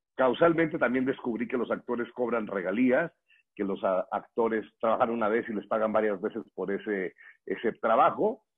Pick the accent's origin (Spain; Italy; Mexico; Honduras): Mexico; Morelia, Michoacán; now in Mexico City, Mexico; Yo soy originario de Morelia, Michoacán